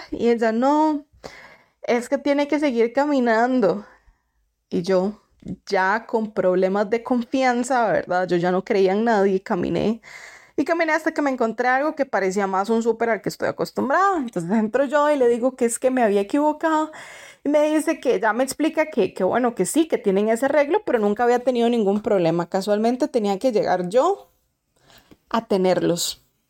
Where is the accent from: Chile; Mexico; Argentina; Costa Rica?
Costa Rica; moved away as an adult; now in Canada; yo vengo de Costa Rica